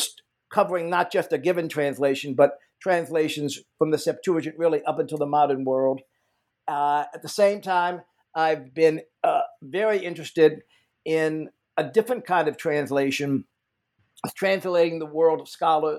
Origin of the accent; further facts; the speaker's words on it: Richmond, Virginia, United States; moved away as an adult; also born or lived in Italy / Massachusetts; I grew up in Richmond, Virginia.